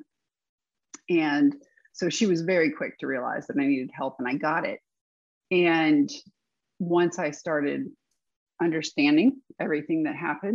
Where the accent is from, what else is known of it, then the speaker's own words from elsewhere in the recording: Southlake, Texas, United States; I was born and raised in the Dallas-Fort Worth area in Texas by two people from Ohio. So I don't have any dramatic accent or anything like